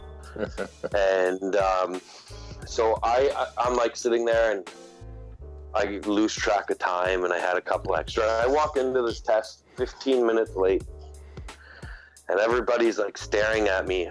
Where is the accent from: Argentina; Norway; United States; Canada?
Canada; I'm an Indian. You know, I'm part of the Indian. Like I have to deal with Indian affairs and Indian Act of Canada